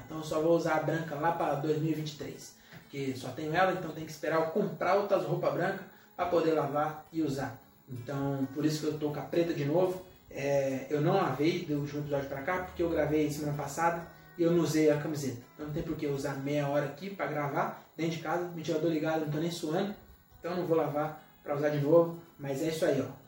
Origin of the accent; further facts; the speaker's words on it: Francisco Morato, São Paulo, Brazil; A gente é de Morato